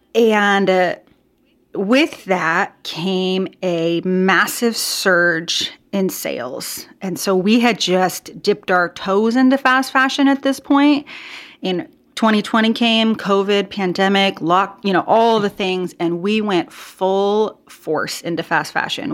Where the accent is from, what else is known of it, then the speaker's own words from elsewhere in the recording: Portland, Oregon, United States; I am from the Portland, Oregon area